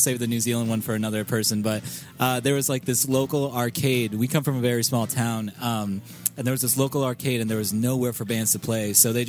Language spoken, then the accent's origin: English; Florida, United States; I was in a band from my hometown in Florida, that was called